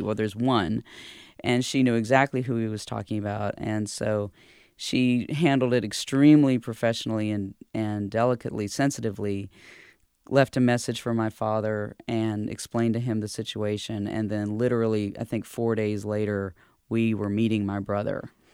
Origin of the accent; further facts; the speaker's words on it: Durham, North Carolina, United States; also born or lived in Lumberton, North Carolina; my dad and mom, um, were living here in Durham when I was born in nineteen seventy-two